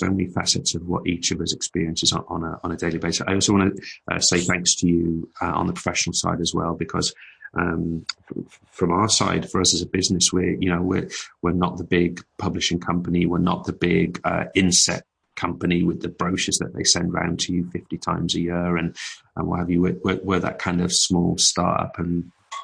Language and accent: English; United Kingdom; as British people, we're quite accustomed to travelling and visiting.